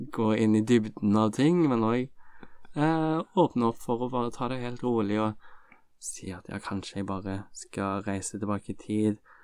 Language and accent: Norwegian; Stavanger, Rogaland, Norway; jeg kommer jo fra Stavanger